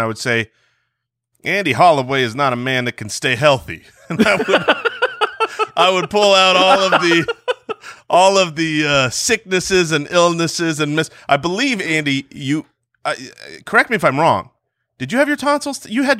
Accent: Jerusalem, Jerusalem District, Israel; born there; And I was born in Jerusalem, Israel, so I can't be president.

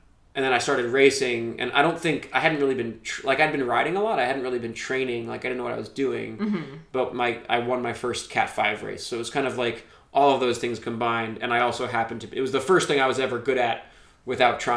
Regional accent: Georgia, United States; moved away as an adult; I grew up in Georgia, got into bike racing

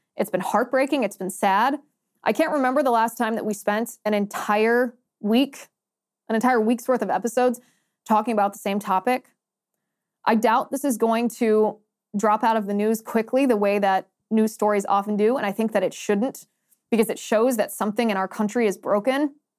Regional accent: United States

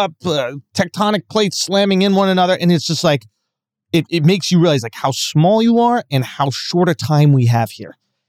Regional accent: New York City, New York, United States; And I grew up in Manhattan, right?

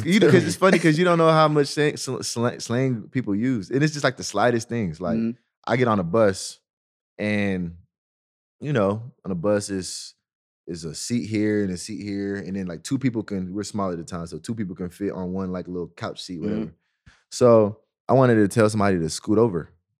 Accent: Snellville, Georgia, United States; also born or lived in Nigeria; I'm from Snellville.

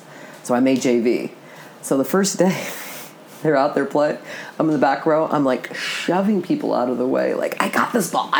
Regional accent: Connecticut, United States; moved away; also born or lived in Los Angeles, California; I grew up in Connecticut

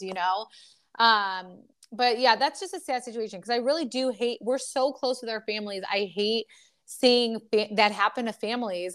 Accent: Michigan, United States; We are from Michigan

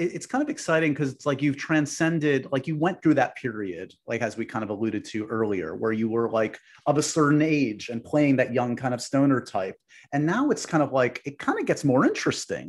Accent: New York City, New York, United States; I grew up on the Upper West Side

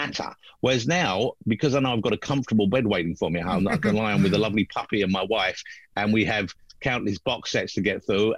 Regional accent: London, United Kingdom; I was born in London, I always lived in London

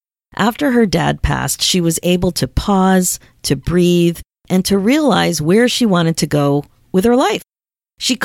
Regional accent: Philadelphia, Pennsylvania, United States; moved away; I'm originally from Philadelphia

